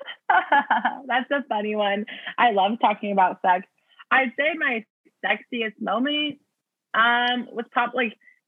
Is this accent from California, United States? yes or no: yes; Orange County, California, United States; now in Seattle, United States; I grew up in Orange County